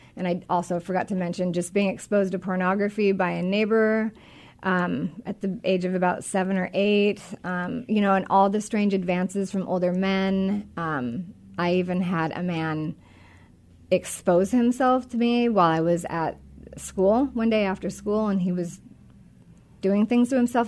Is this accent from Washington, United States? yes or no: yes; Monroe, Washington, United States; I grew up in Washington. I grew up um, actually out north in the Monroe area